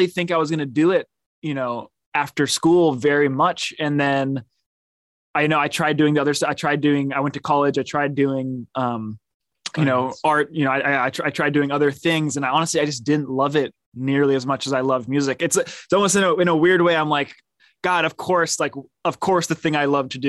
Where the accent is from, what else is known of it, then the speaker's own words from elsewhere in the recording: Oakland, California, United States; also born or lived in Berkeley, California; grew up in Oakland